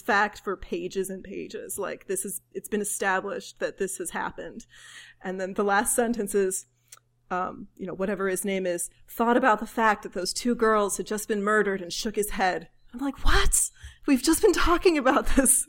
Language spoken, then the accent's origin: English; United States; as an American